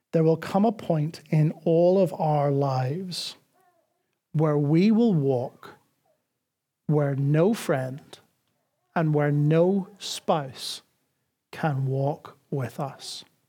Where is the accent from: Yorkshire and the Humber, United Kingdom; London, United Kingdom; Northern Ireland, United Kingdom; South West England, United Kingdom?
Northern Ireland, United Kingdom; now in Dublin, Ireland; I grew up in Northern Ireland